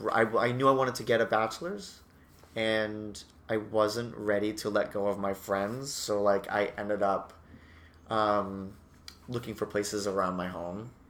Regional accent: Massachusetts, United States; Massachusetts and I went to University of Massachusetts at Amherst uh, as a theater major for a year

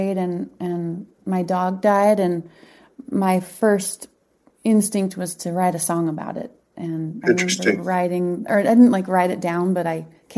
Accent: Boise, Idaho, United States; moved away as an adult; also born or lived in Berkshires, Massachusetts / Boston, Massachusetts; I grew up in Boise.

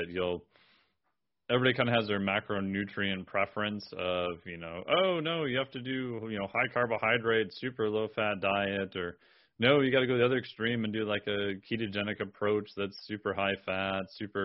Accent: Minnesota, United States; I'm from Minnesota

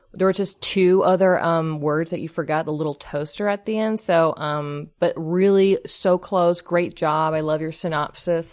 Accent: Pasadena, California, United States; I am from Pasadena, California.

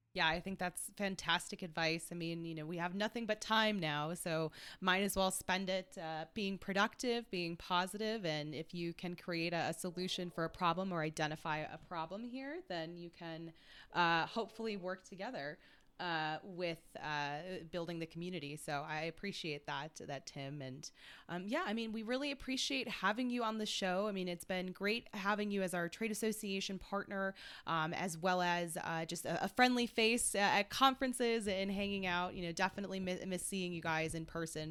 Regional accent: Midwest, United States; As a Midwesterner

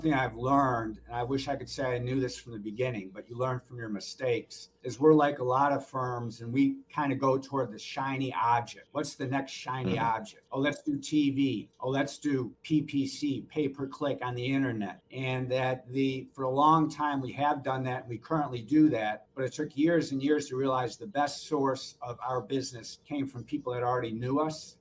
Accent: Norfolk, Virginia, United States; I'm from Norfolk, Virginia

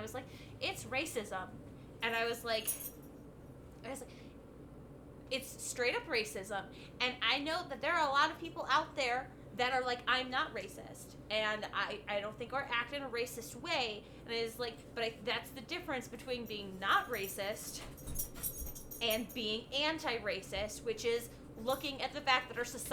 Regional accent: Lyonsburg, United States; born or raised there; moved away

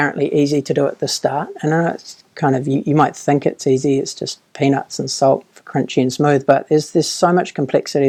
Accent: Auckland, New Zealand; also born or lived in Dunedin, New Zealand / Sydney, Australia / United Kingdom; I grew up in Auckland

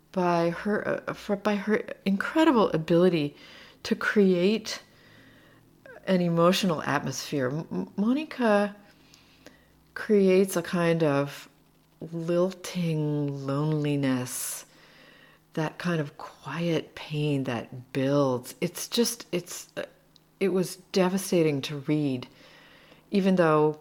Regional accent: United States; moved away as an adult; also born or lived in Slovakia; now in Seattle, United States; I'm an American living here, and I translate

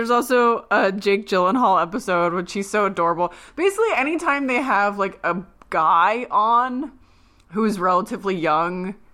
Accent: Philadelphia, Pennsylvania, United States; but like we're from Philly.

